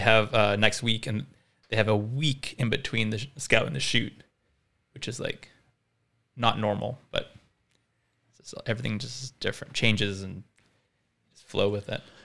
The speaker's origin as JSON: {"language": "English", "town": "Vancouver", "region": "British Columbia", "country": "Canada", "tie": "born or raised there", "also_born_or_lived": "South Africa", "said": "from South Africa, but my family moved to Vancouver when I was eight, hence no accent"}